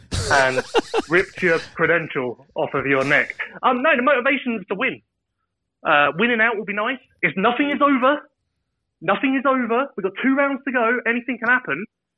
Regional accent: United Kingdom

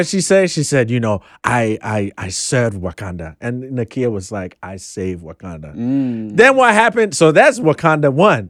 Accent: Ghana; you know, I'm Ghanaian, and I know of that hardcore fundamentalist, like, who is all about tradition and everything.

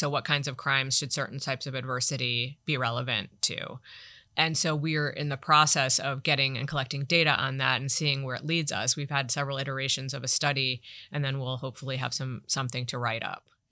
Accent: Toledo, Ohio, United States; moved away; I worked in my hometown, Toledo, Ohio, Lucas

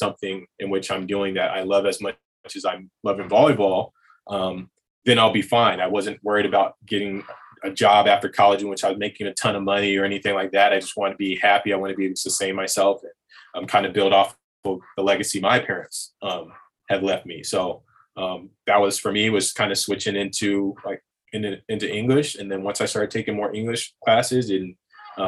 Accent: Virginia, United States; moved away as an adult; also born or lived in Hawaii; I'm from Virginia

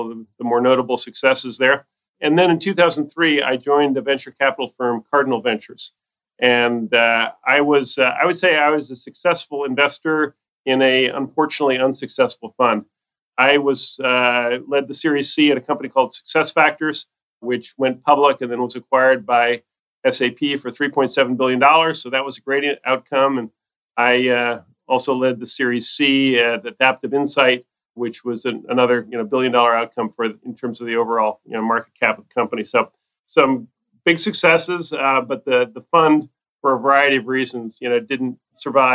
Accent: East Coast, United States; moved away as an adult; also born or lived in Silicon Valley; I grew up on the East Coast, but I had the good fortune to move to Silicon Valley in 1983

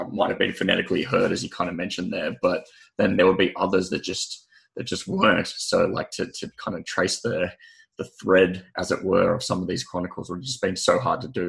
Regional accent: Sydney, New South Wales, Australia; I hail from Sydney. I'm in Sydney right now

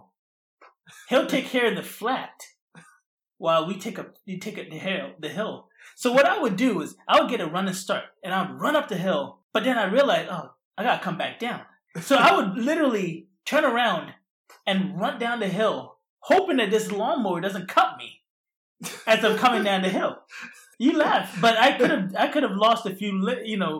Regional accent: Philadelphia, Pennsylvania, United States; moved away; I grew up in the Philadelphia area

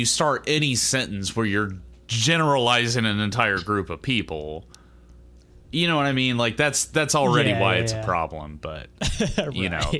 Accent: Xenia, Ohio, United States; I'll describe my hometown, which is Xenia. So I'm comfortable to admit that I grew up in Xenia, which is just a stone's throw away from Dayton, really. I mean, it was 50-50. It was 50-50 rich, poor. It was 50-50 white, black.

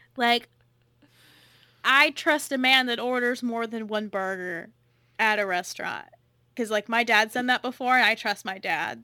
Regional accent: California, United States; accent: California; my California accent

